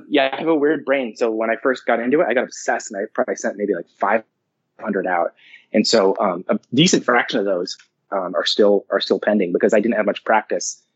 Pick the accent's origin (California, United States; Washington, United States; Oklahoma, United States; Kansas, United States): California, United States; Livermore; I grew up in Livermore